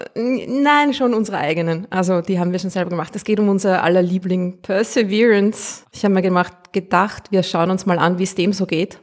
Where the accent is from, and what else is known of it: Austria; accent: Austrian